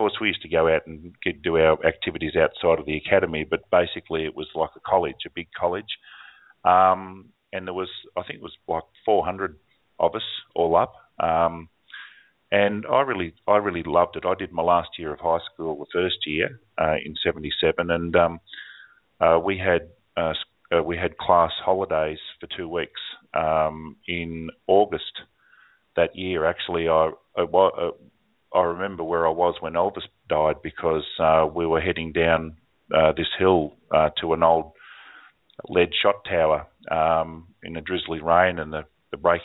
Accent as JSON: {"language": "English", "country": "Australia", "tie": "born or raised there", "said": "the bell tower in my hometown here. It's 100 miles away now, or 170 miles away from where I am now"}